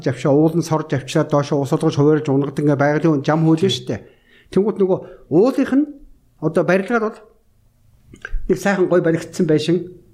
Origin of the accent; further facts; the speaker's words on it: Mongolia; миний өөрөө төрж өссөн био